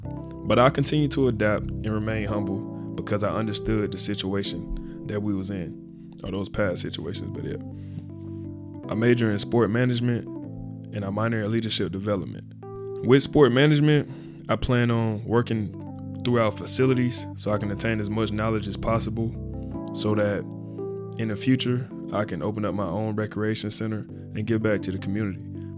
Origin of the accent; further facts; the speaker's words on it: Birmingham, Alabama, United States; also born or lived in Sarasota, Florida; I'm from Birmingham, Alabama, but I was also raised in Sarasota, Florida. I spent an equal amount of time in both places, so I'm a native to both.